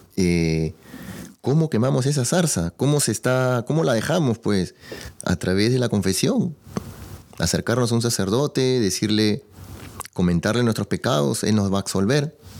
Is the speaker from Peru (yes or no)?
yes; Peru; yo soy de Perú